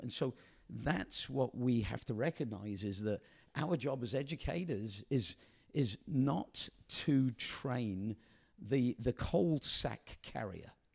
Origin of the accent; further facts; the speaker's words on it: England, United Kingdom; moved away as an adult; now in United States; the way I was brought up in England